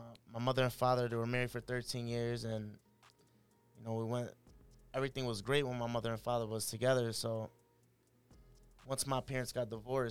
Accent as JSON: {"language": "English", "town": "New Haven", "region": "Connecticut", "country": "United States", "tie": "born or raised there", "also_born_or_lived": "Puerto Rico / Brooklyn, New York", "said": "Yeah, I grew up in Connecticut, moved to Puerto Rico for a little bit with my mother and father."}